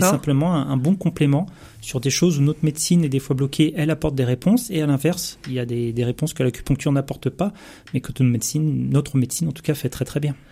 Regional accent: Seine-Saint-Denis, Île-de-France, France; je suis issu de la Seine-Saint-Denis

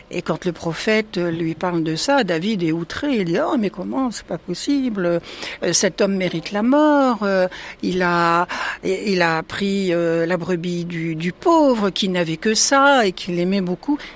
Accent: Nouvelle-Aquitaine, France; je viens du Poitou.

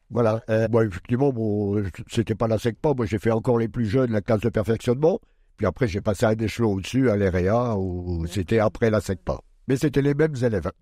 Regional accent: Pas-de-Calais, Hauts-de-France, France; moved away as an adult; now in Châlons-en-Champagne, France; je suis né dans le Pas-de-Calais

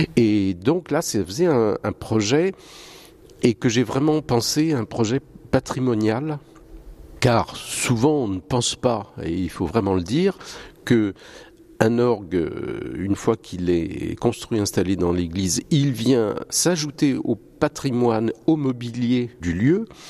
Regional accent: Nantes, Pays de la Loire, France; moved away as an adult; also born or lived in Lille / Paris; now in Vouvant, France; Je suis nantais d'origine.

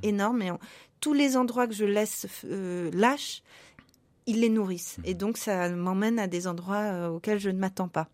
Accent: Paris, Île-de-France, France; moved away as an adult; also born or lived in Prague, Czech Republic; now in Lyon, France; je ne suis pas de la région lyonnaise, je suis parisienne

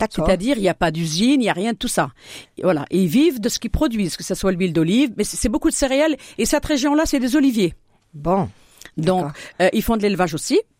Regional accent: Fès-Meknès, Morocco; now in Châlons-en-Champagne, France; association porte le nom de Bouiblane puisque cette montagne-là, je suis née au pied de, cette montagne. Je suis originaire de Bouiblane.

